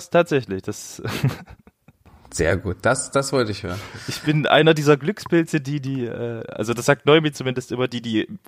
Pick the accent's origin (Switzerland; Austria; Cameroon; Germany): Germany; Leipzig, Saxony; ich bin ich in Leipzig geboren, aber ich bin in Leipzig doch aufgewachsen. Also seit dem vierten Lebensjahr bin ich hier sozusagen, ja.